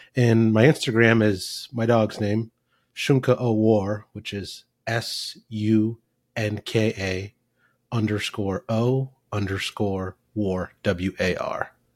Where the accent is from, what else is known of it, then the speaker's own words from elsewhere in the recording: Fremont, Nebraska, United States; also born or lived in West Point, Nebraska; now in Kansas, United States; adopted as a kid, 18 months old, and I grew up in Nebraska